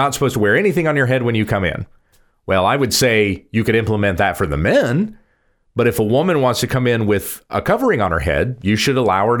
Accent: the South, United States; I grew up in Southern {S2} yes. {S0} Baptist churches. {S2} In the South. {S0} In the South. A Baptist church in the South.

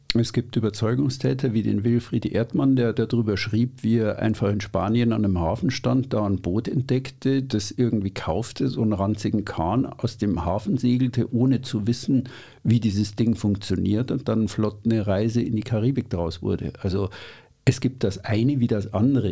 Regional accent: Munich, Bavaria, Germany; Ich bin in München aufgewachsen

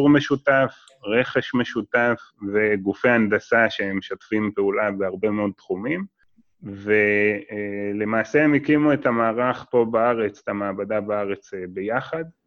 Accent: Israel; בתור ישראלי

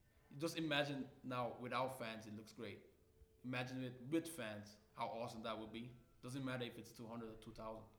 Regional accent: Switzerland; also born or lived in Nigeria; Born in Nigeria, lived there for 7 years, moved to Switzerland

